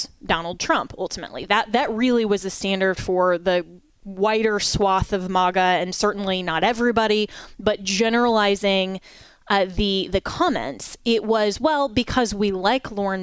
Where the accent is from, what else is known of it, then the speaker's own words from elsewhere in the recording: Colorado, United States; moved away; my home state, my former home state of Colorado